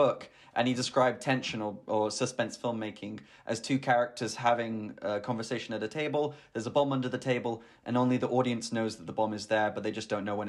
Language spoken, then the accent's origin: English; United Kingdom; this might just be because I am technically British